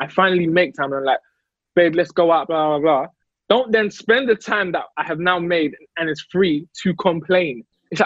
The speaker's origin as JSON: {"language": "English", "country": "United Kingdom", "said": "I'm British"}